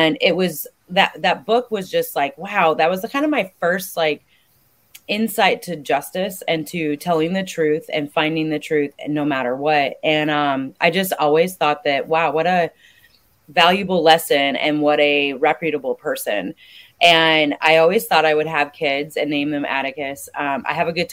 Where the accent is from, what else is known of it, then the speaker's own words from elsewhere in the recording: Ackley, Iowa, United States; moved away as an adult; also born or lived in Southern California; I grew up in Ackley, Iowa, so super small town, smack dab in the middle of the state